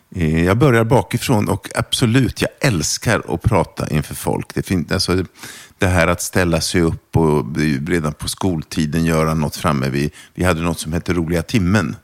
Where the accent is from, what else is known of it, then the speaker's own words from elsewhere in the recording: Torshälla, Södermanland, Sweden; first language German; Swedish is a second language; Jag växte upp utanför en pytteliten stad som heter Torshälla. Mm -hmm. Som ligger utanför Eskilstuna.